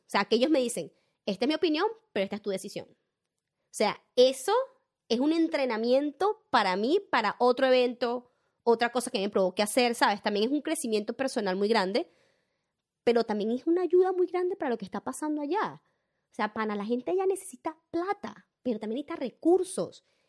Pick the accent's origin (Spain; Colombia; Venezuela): Venezuela; moved away as an adult; now in Australia; yo entendí que yo soy venezolana y tengo una identidad, o sea, yo soy venezolana